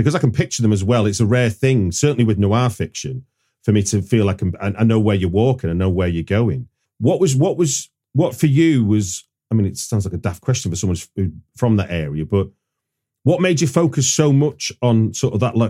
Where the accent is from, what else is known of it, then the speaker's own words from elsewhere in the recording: Manchester, North West England, United Kingdom; moved away; also born or lived in Liverpool / Radcliffe; Being from Manchester, as I am with my Liverpool influence, but generally speaking, I grew up in North Manchester and Prestwich, those kind of areas. And my mother's side of family are like Middleton Way.